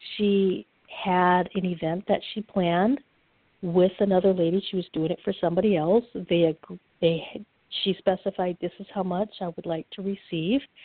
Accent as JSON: {"language": "English", "region": "Upper Michigan", "country": "United States", "said": "I'm from Upper Michigan"}